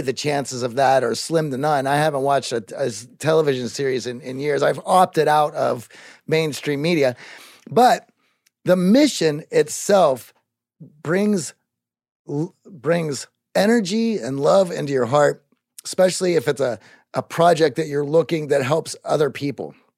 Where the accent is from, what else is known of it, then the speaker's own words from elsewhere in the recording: Greensburg, Pennsylvania, United States; moved away; I grew up in Greensburg, Pennsylvania